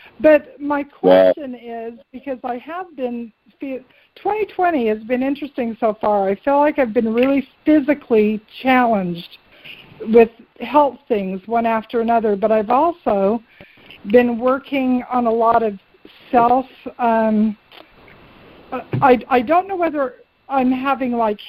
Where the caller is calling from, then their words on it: Virginia, United States; Oh, hi, Jimmy and Reverend Debbie. … in Virginia.